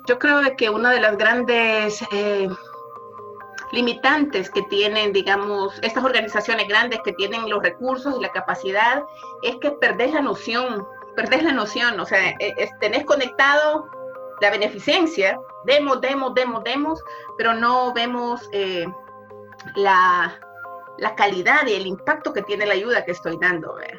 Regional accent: El Salvador; moved away as an adult; now in Henderson, United States; Soy salvadoreña, vivo en Henderson, Hendersonville desde hace aproximadamente seis años

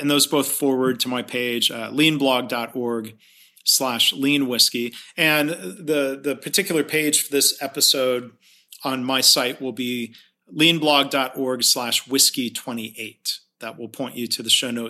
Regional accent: Michigan, United States; now in San Antonio, United States; my hometown of Lillooney, Michigan

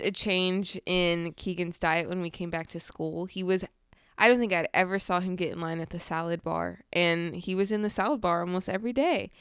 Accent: California, United States; I grew up in California

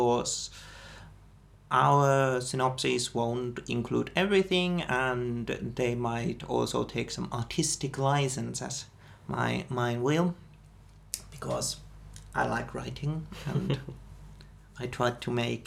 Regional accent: Finland; we are from Finland

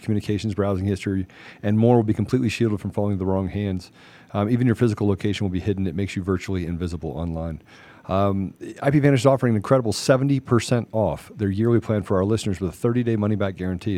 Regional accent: Washington, District of Columbia, United States; I grew up in Washington D.C.

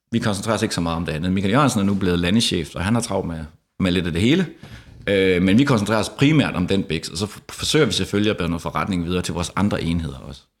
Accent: Denmark; moved away as an adult; also born or lived in Frederikshavn / Copenhagen; Jeg er fra Jylland, som andre kan høre

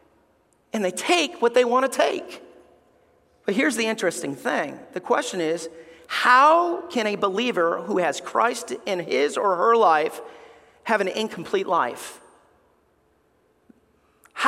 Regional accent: Alabama, United States; We grew up in Alabama

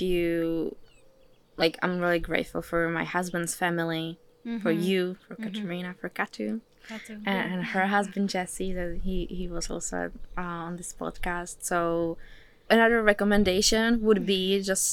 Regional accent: Prague, Czechia; English is a second language; moved away as an adult; now in California, United States; I'm from Prague

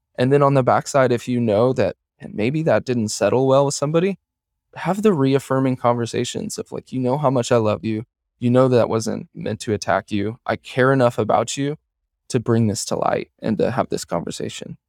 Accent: Kansas City, Missouri, United States; moved away as an adult; now in Omaha, United States; I'm from Kansas City, Missouri originally

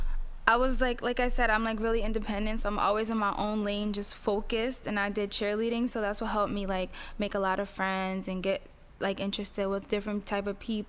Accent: East Orange, New Jersey, United States; also born or lived in Newark, New Jersey; I was born in Newark and raised in East Orange. So I was raised in East Orange until I was like 12 years old. And then after that, I just kept moving from town to town

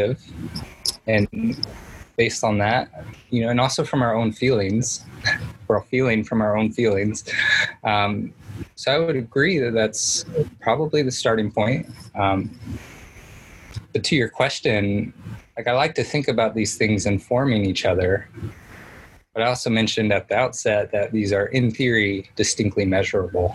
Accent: Indiana, United States; I'm from Indiana

